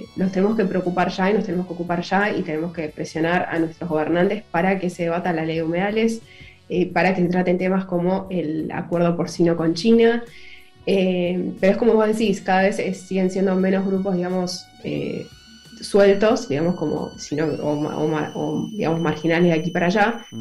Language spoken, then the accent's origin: Spanish; Argentina; also born or lived in Buenos Aires